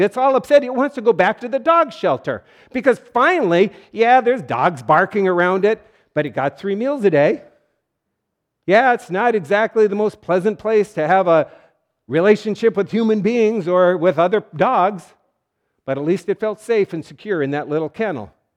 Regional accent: North Dakota, United States; It was great growing up in North Dakota

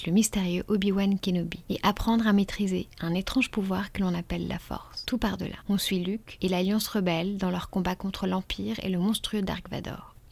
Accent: Chamonix, Auvergne-Rhône-Alpes, France; moi je viens de Chamonix, montagne enneigée, descente de ski face au Mont Blanc, la station de ski comme on en rêve.

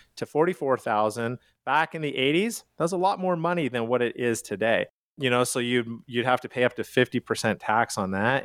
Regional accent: Calgary, Alberta, Canada; now in United States; I am from Calgary, Canada

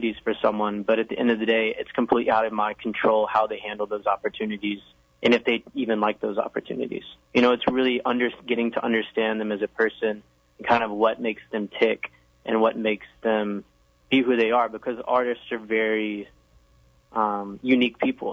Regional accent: the South, United States; that I was from the South

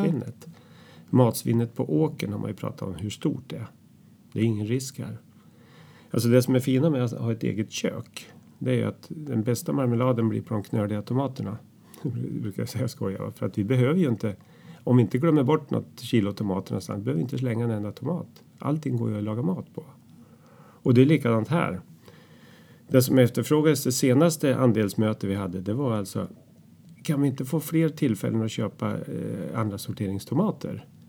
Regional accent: Katrineholm, Södermanland, Sweden; now in Hornudden, Sweden; vi träffades i Katrineholm där jag kommer ifrån under skoltiden

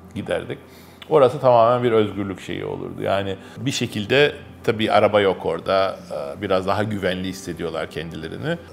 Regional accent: Istanbul, Turkey; also born or lived in Kurtuluş / Şişli / Zincirlikuyu; Benim çocukluğumun büyük bölümü Kadıköy'de geçti.

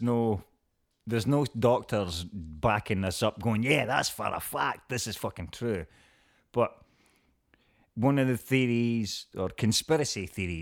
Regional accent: Scotland, United Kingdom; I'm Scottish

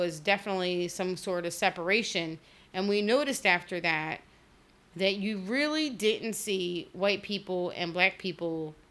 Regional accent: Trenton, New Jersey, United States; also born or lived in Hamilton, New Jersey; We're both born and raised in Trenton.

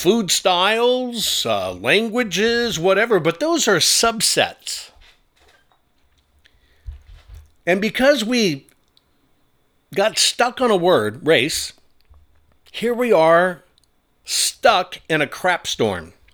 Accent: United States; I'm not a Jewish American. I'm not even a German American, even though those are facts. I'm just an American

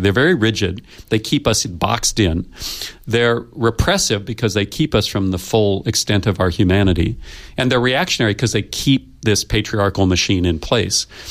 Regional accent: United States; I come from the United States

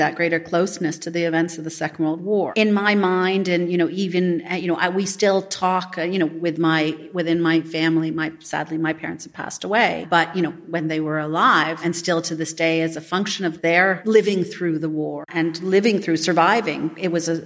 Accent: Canada; I grew up in Canada and I'm Canadian, but I'm only first generation Canadian.

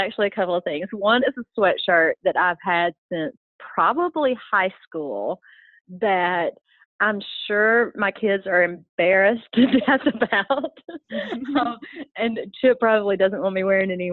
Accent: American South, Southern United States, United States; accent: Southern; my Southern accent

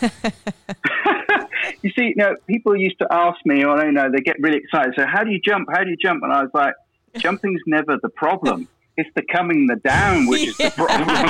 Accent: England, United Kingdom; moved away as an adult; also born or lived in Dominican Republic; now in Quebec, Canada; I'm from England, UK

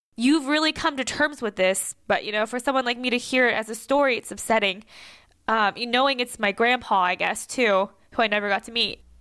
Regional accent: United States; being raised as an American

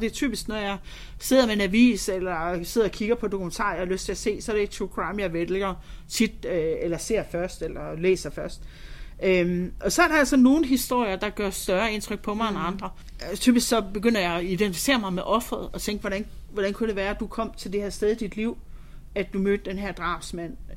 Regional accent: Holstebro, Central Denmark Region, Denmark; moved away; also born or lived in London; Jeg er vokset op i Vestjylland, øh, Holstebro, nærmere betegnet.

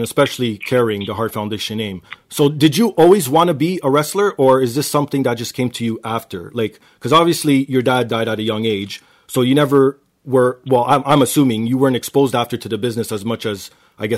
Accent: Canada; I'm also a Canadian

